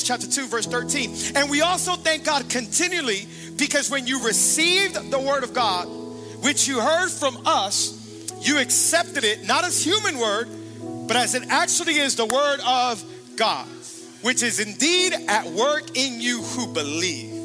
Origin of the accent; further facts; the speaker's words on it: Hialeah, Florida, United States; I'm from Miami, Florida, born and raised. Hialeah